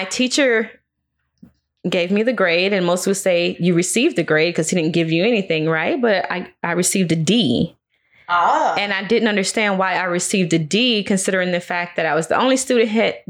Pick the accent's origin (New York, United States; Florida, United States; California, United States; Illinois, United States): Florida, United States; Maitland; also born or lived in Vero Beach, Florida; I was raised in Maitland, Florida